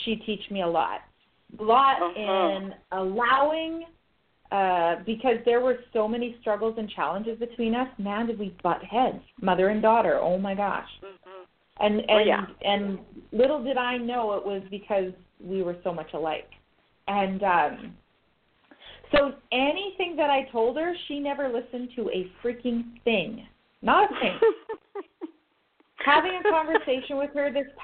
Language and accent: English; Canada; I'm Canadian